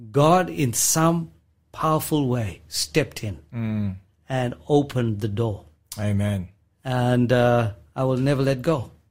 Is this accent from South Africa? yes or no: yes; South Africa; So, growing up in South Africa, it was a multi-ethnic, multi-religious environment that I grew up in.